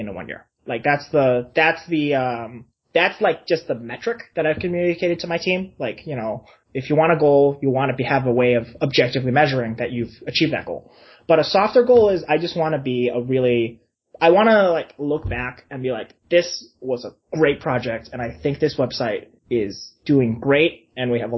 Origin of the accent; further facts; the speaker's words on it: United States; I'm a Chinese person, I grew up in the United States